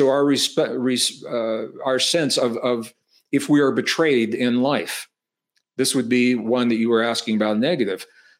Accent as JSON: {"language": "English", "region": "Midwest", "country": "United States", "tie": "born or raised there", "said": "I said I was born and raised in the Midwest. In terms of weather, it's called Tornado Alley in the Midwest. Iowa, Missouri, Arkansas, you get these tornadoes in the summer."}